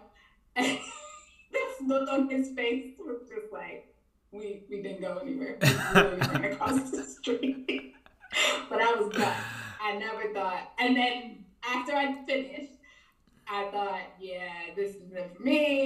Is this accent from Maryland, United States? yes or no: yes; Prince George's County, Maryland, United States; moved away as an adult; also born or lived in New York City / upstate New York; now in London, United Kingdom; I am originally from Maryland in the U.S., Prince George's County, to be exact